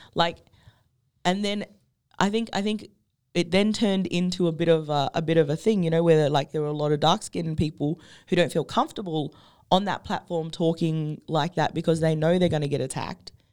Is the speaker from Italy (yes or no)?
no; Derby, Western Australia, Australia; also born or lived in Perth; I grew up on Baard country. I grew up up the peninsula. Like, you know, I grew up between Derby, the peninsula, and then, like, in Perth when I had to go for schools